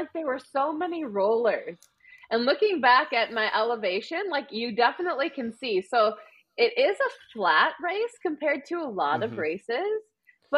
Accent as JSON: {"language": "English", "region": "Wisconsin", "country": "United States", "accent": "Wisconsin", "said": "my Wisconsin accent"}